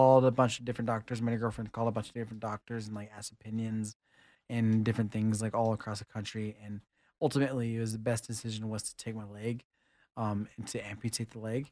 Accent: Kingsville, Texas, United States; I'm from Kingsville, Texas

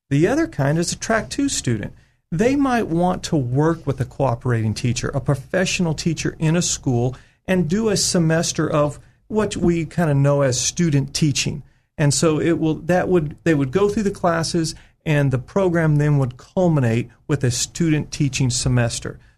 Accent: California, United States; moved away as an adult; now in Arkansas, United States; Harding University, I came from California back in uh, mid

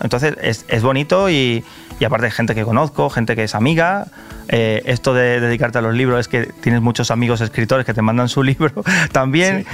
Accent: Carmona, Andalusia, Spain; also born or lived in Seville; la ciudad en la que me crié. Eh, aunque yo soy de Carmona, iba todos los fines de semana a Sevilla

